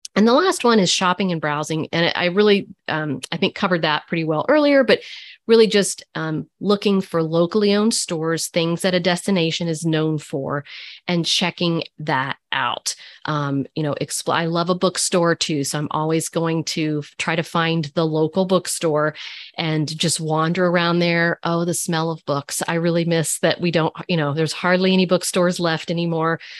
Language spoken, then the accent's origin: English; Lexington, Kentucky, United States; I grew up in Lexington